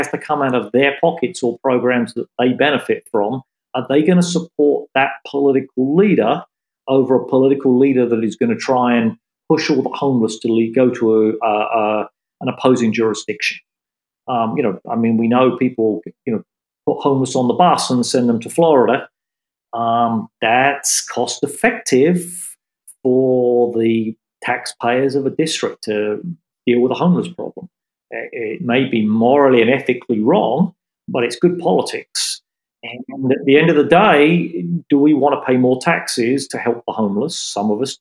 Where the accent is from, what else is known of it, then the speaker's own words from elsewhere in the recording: United Kingdom; moved away as an adult; now in New York, United States; I'm still a British citizen